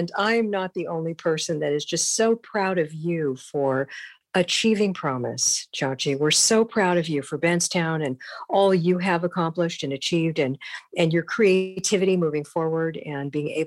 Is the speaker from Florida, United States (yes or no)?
no; Los Angeles, California, United States; also born or lived in Grand Rapids, Michigan; I grew up in West Los Angeles, you know, and attended, you know, all through school here in Los Angeles